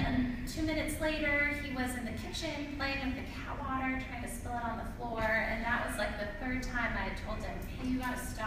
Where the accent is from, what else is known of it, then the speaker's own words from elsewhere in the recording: Spokane, Washington, United States; moved away; also born or lived in Boston; I grew up in Spokane